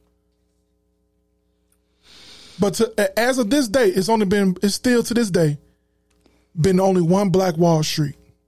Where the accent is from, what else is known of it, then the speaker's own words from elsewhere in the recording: Chicago, Illinois, United States; I'm from Chicago.